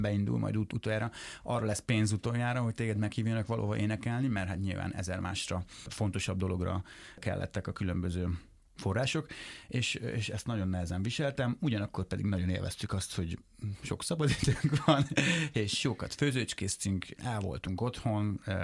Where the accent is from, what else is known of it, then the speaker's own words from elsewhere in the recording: Lajosmizse, Bács-Kiskun, Hungary; moved away; még laknak abban a házban, ahol én felnőttem